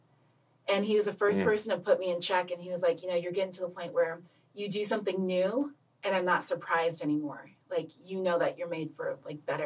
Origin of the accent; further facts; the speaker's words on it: Loma Linda, California, United States; also born or lived in Los Angeles; I was born and raised in born in Los Angeles and grew up in Loma Linda, California